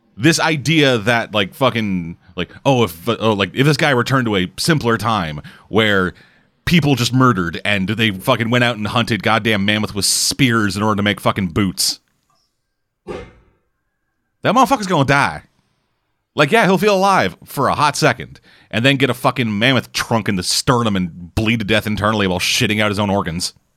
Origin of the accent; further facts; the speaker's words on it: Canada; I'm Canadian.